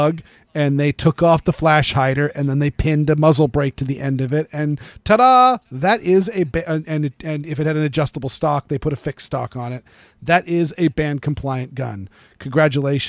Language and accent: English; Massachusetts, United States; born or raised there